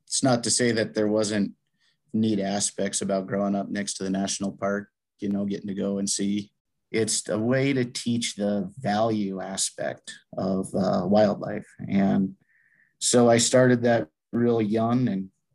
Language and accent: English; Gardiner, Montana, United States; now in Lewistown, United States; I was born and raised in Gardner, Montana.